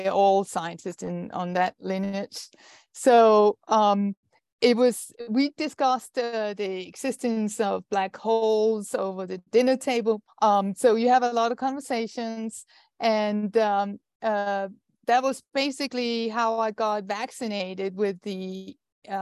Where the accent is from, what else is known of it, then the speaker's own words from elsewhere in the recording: Denmark; I'm Danish, and I'm a scientist